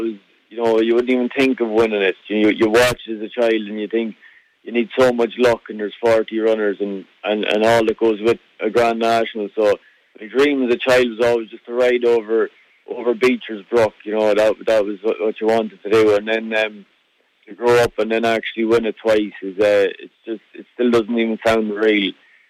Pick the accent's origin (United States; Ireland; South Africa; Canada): Ireland; moved away as an adult; now in Scotland; we always had horses in the family, and you know, when I was 21, I moved across the water from Ireland. I moved across to Scotland to work for Lucinda Russell